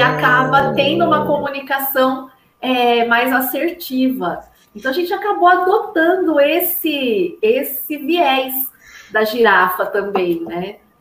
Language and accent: Portuguese; Brazil; also born or lived in Pinheiros, São Paulo; a gente é brasileiro